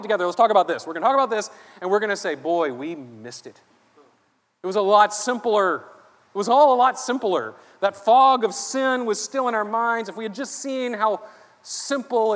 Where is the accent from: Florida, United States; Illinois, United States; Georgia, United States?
Georgia, United States; Savannah; I grew up in here in Savannah. I grew up, I went to church around here